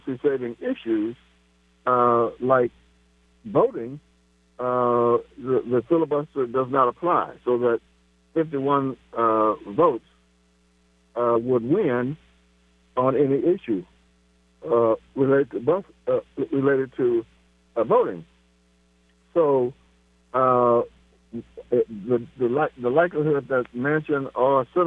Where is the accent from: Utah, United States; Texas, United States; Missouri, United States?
Missouri, United States; Kansas City; right here in my hometown of Kansas City